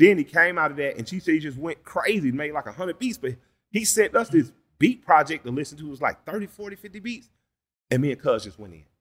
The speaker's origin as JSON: {"language": "English", "town": "Atlanta", "region": "Georgia", "country": "United States", "said": "I'm from the Collier Heights in Adamsville"}